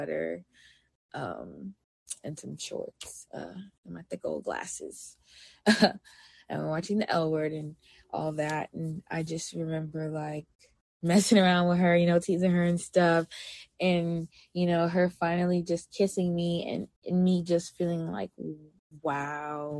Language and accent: English; New York, United States; moved away as an adult; now in Oakland, United States; I'm actually originally from New York, and I moved out here to Oakland, California not too long ago